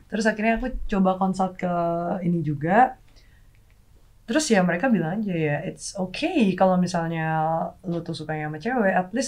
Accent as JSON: {"language": "Indonesian", "town": "Makassar", "region": "South Sulawesi", "country": "Indonesia", "said": "Aku aslinya Makassar. Ya aku nanya dulu ke Makassar."}